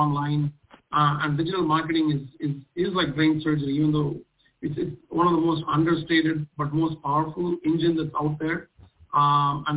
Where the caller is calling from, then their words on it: Seattle, Washington, United States; I'm calling from Seattle